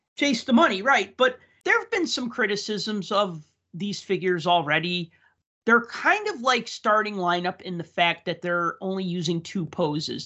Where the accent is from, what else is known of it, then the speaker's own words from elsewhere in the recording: Chicago, Illinois, United States; my hometown